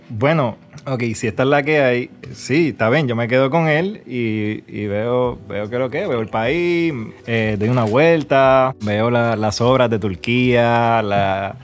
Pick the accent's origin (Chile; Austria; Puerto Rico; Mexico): Puerto Rico; also born or lived in New York; now in Dominican Republic; yo soy de Puerto Rico, pero estoy viviendo en República Dominicana